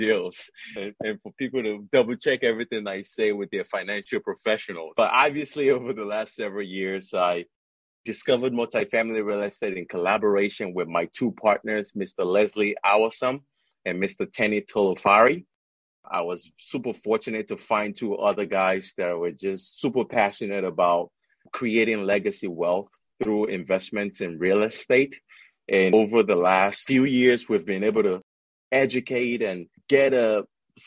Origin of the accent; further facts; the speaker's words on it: Nigeria; moved away as an adult; also born or lived in upstate New York, United States / Washington, D.C., United States / New York City, United States / Chicago, United States; now in United States; I'm an immigrant. Originally, I'm from Nigeria. I came to the U.S. in 1999 when I started college.